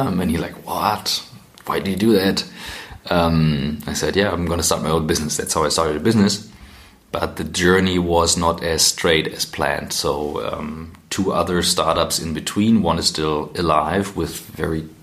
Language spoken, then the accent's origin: English; Kiel, Schleswig-Holstein, Germany; moved away as an adult; also born or lived in St. Gallen; I'm from Kiel originally.